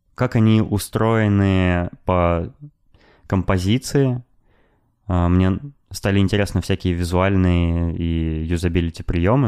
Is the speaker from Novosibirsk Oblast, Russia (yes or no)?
yes; Novosibirsk, Novosibirsk Oblast, Russia; я родился в Новосибирске